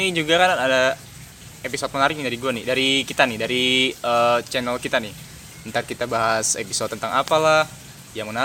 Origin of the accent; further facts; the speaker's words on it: Jakarta, Indonesia; born there; now in Tangerang, Indonesia; gue tinggal di Tangerang, lahir di Jakarta